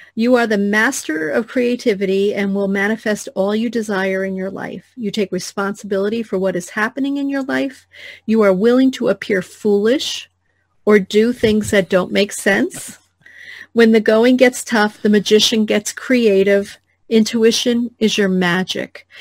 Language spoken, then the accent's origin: English; New Jersey, United States; I grew up in New Jersey, which is we curse a lot there